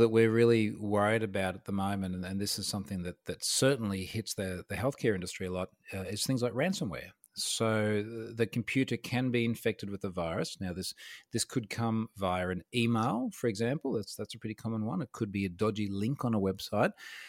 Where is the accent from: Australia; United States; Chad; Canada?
Australia; So I'm an Australian information security guy.